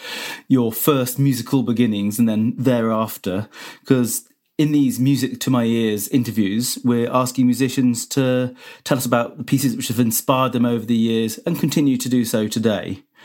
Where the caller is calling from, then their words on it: Cheltenham, South West England, United Kingdom; I'm calling from Cheltenham.